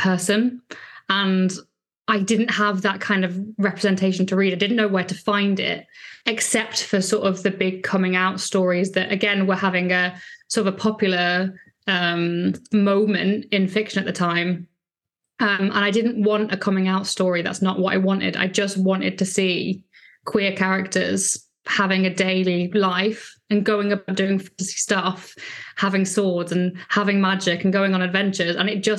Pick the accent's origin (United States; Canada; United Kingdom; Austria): United Kingdom; Lancashire, North West England; I grew up in Lancashire